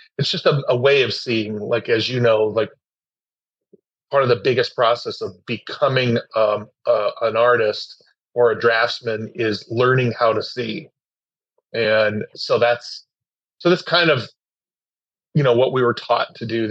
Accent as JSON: {"language": "English", "town": "Los Angeles", "region": "California", "country": "United States", "tie": "born or raised there", "said": "I grew up in Los Angeles area in the United States"}